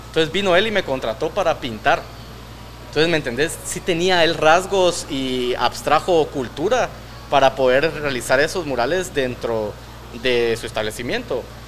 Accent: Guatemala

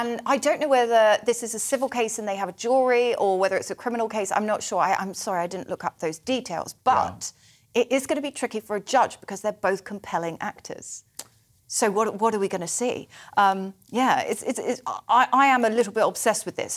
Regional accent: Somerset, South West England, United Kingdom; accent: Somerset; my Somerset accent

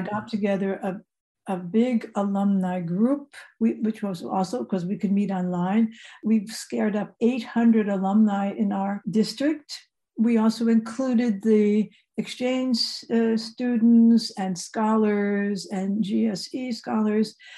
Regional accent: outside New York City, New Jersey, United States; moved away as an adult; also born or lived in Indiana; now in Germany; I grew up right outside of New York City, 25 miles mm-hmm. from New York

